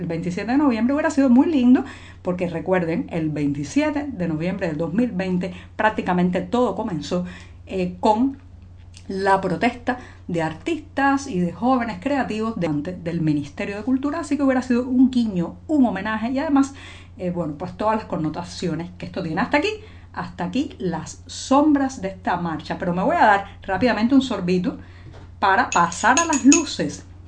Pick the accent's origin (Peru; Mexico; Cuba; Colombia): Cuba; cubana, periodista ciudadana